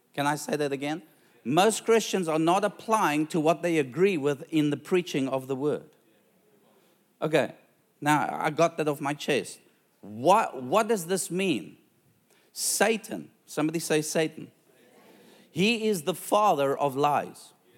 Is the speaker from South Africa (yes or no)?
yes; South Africa; now in Australia; I'm a South African